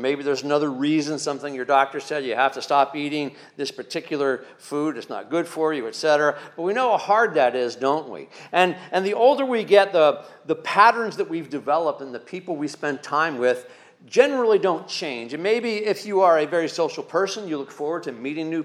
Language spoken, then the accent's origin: English; Pennsylvania Dutch area, United States; growing up in the Pennsylvania Dutch area